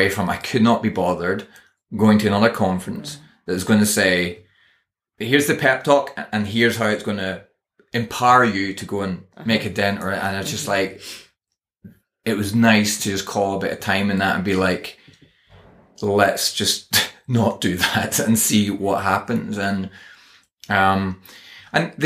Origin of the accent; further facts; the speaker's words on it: Northern Ireland, United Kingdom; I am Northern Irish